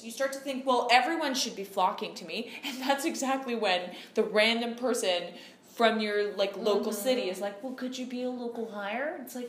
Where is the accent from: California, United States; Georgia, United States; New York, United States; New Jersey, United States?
California, United States; Los Angeles; because I'm from